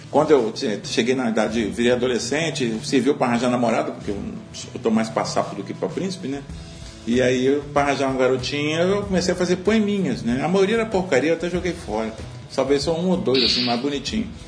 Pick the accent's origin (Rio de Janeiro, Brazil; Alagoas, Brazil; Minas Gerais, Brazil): Minas Gerais, Brazil; Mãe Mirim; born there; É, até porque eu nasci em Minas Gerais, numa cidadezinha é chamada Mãe Mirim, cujo grande, a grande cultura é exatamente café